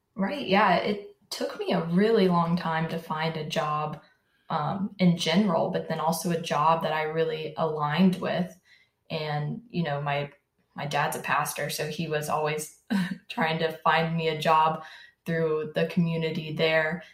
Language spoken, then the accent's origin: English; Jacksonville, Florida, United States; also born or lived in Orlando, Florida; we moved to Jacksonville, and I've lived in Jacksonville my whole life.